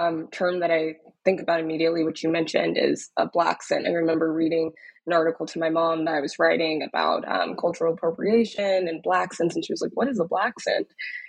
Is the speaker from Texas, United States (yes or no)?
yes; Dallas, Texas, United States; moved away as an adult; also born or lived in Austin; now in New York, United States; I'm originally from Dallas, Texas, was born and raised in Dallas and attended university in Austin and have been living in New York ever since